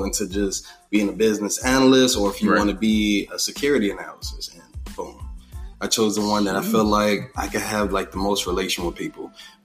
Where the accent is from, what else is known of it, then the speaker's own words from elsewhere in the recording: South Florida, United States; I've been born and raised in South Florida